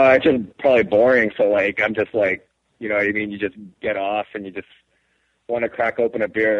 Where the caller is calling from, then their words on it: New Mexico, United States; from New Mexico.